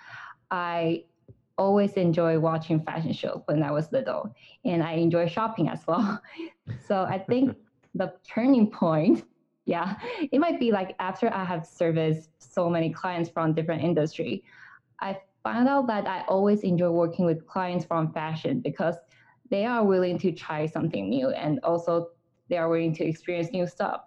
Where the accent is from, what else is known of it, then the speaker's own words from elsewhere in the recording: Taiwan; moved away; I'm from Taiwan and I majored in German and literature during my undergrad.